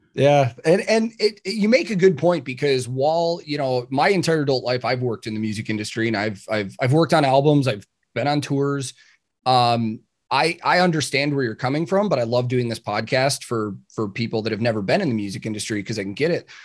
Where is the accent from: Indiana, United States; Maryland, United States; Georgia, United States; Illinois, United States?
Illinois, United States; Chicago; I grew up in Chicago.